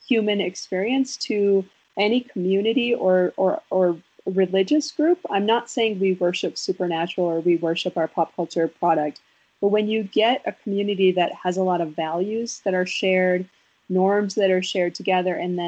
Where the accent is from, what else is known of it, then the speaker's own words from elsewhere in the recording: Wisconsin, United States; I'm from Wisconsin, and I'm like the world's saddest Packer